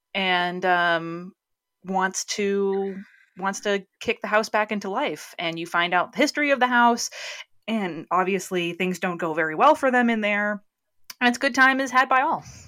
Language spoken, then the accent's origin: English; New England, United States; now in California, United States; I'm from New England, as everyone who listens to Shelbyville knows. And where I grew up, we only had candle pin bowling.